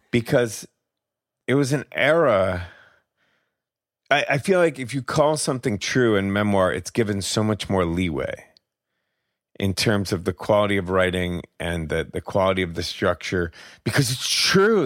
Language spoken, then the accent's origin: English; Albany, New York, United States; moved away; also born or lived in San Francisco; I grew up in Albany and my father's still there